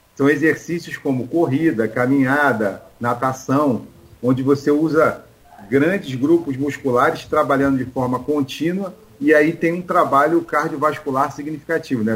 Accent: Rio de Janeiro, Brazil; lá no Rio, eu sou carioca

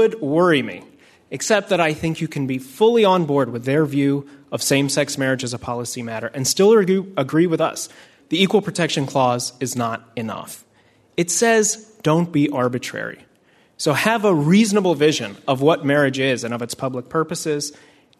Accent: Delaware, United States; also born or lived in Cairo, Egypt; I grew up mostly in Delaware

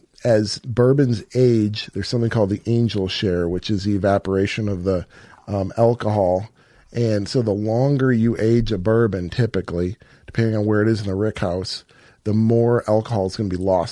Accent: Minocqua, Wisconsin, United States; moved away as an adult; also born or lived in southern Illinois; I'm originally from Minocqua, Wisconsin, northern Wisconsin. Grew up hunting big woods public land up there

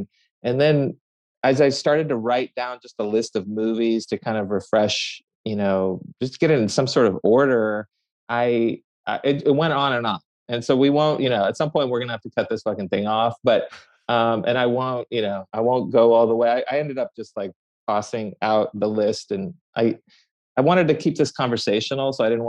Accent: Tehran, Tehran Province, Iran; born there; So, I mean, look, I was born in Tehran, Iran.

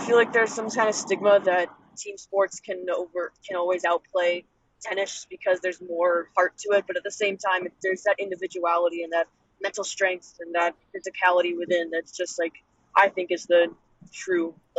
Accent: Northeast, United States; I grew up in the Northeast.

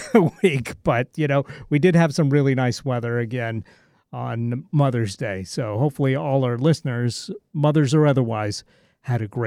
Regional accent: California, United States; moved away; also born or lived in Nevada; living up here uh, since '91 and uh, but being born and raised in California and Nevada, you know, I think I've got that kind of West Coast thing completely melded together for sure.

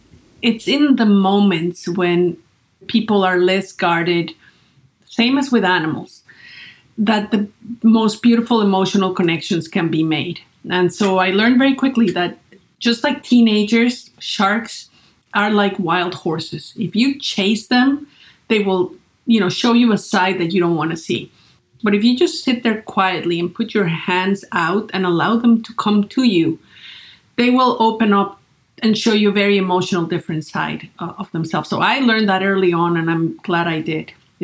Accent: Great Falls, Virginia, United States; born or raised there

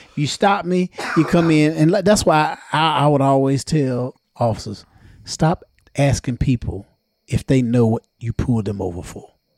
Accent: Johnston County, North Carolina, United States; Us being from Johnston County

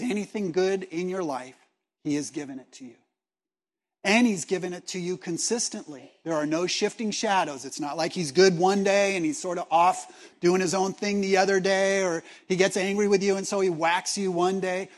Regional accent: Los Angeles, California, United States; I was born in Los Angeles

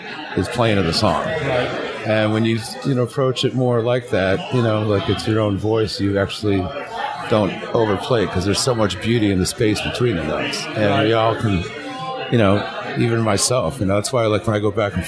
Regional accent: Detroit, Michigan, United States; growing up in Motown

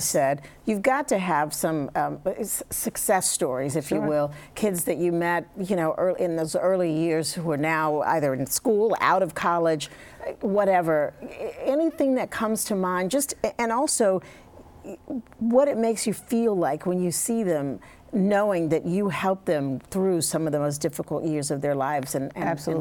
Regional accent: the South, United States; I grew up in the South

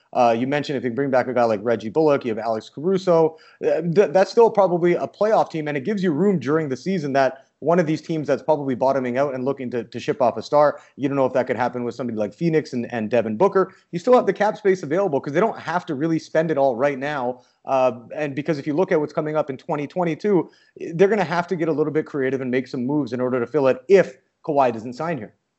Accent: Canada; moved away; I'm Canadian

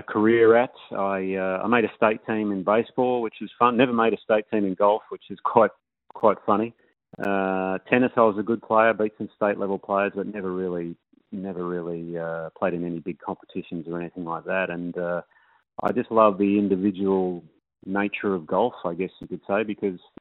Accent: Perth, Western Australia, Australia; I grew up in Morley. So I'm a northern suburbs boy.

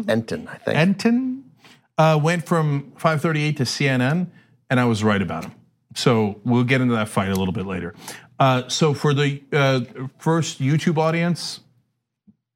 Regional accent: Turkey; now in United States; when I was growing up in Turkey

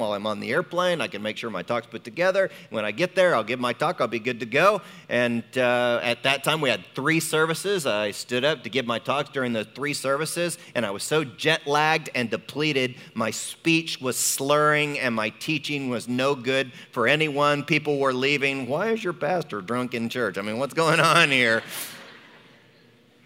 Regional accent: United States; for me as an American. You know, I grew up, we don't stop during the middle of the day

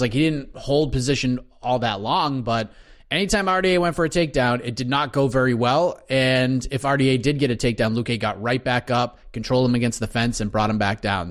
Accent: New England, United States; my fellow New Englander

